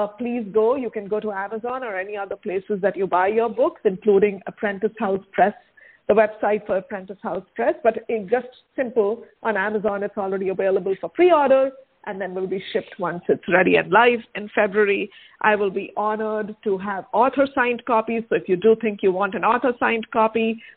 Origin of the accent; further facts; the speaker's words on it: India; now in United States; my home country, right, the place of my birth, which is India